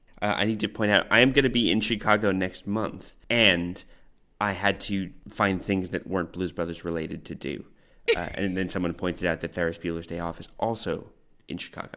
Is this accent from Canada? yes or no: yes; Canada; also born or lived in North Vancouver; I grew up in lots and lots of places all across Canada. Mm-hmm. I was originally born in North Vancouver, Lionsgate Hospital, and both my parents were living there at the time.